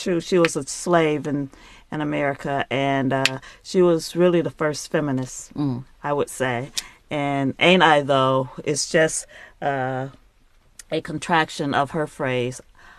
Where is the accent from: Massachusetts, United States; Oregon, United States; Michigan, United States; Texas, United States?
Michigan, United States; Detroit; moved away as an adult; also born or lived in Atlanta, Georgia; now in Shanghai, China; I was born in Detroit, Michigan.